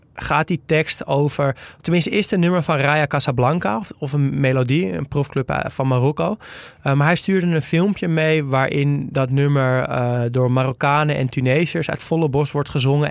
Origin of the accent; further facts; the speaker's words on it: Netherlands; als Nederlander